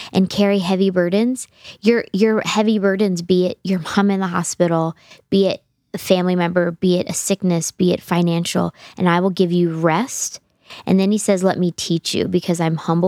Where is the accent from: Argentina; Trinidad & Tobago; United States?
United States; as American Christians